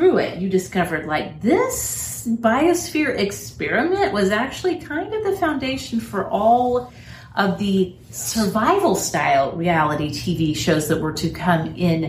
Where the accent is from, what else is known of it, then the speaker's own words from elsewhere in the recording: United States; as an American